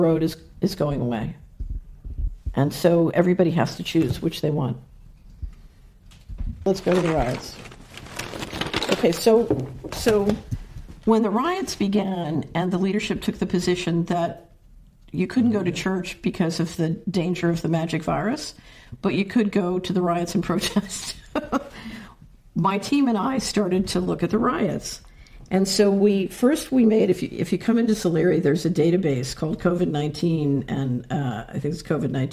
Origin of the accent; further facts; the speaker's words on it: Philadelphia, Pennsylvania, United States; I grew up in Philadelphia